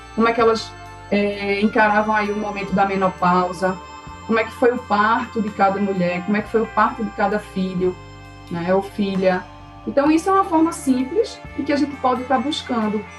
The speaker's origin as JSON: {"language": "Portuguese", "town": "Recife", "region": "Pernambuco", "country": "Brazil", "tie": "born or raised there", "said": "eu nasci aqui em Recife, né? E me formei em direito graduei em direito, comecei a advogar"}